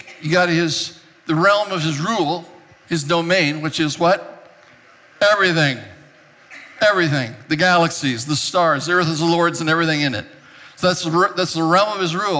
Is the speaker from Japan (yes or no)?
yes; Japan; moved away as an adult; also born or lived in Europe; I was born and raised in Japan. I didn't come to this country till I was 19 years old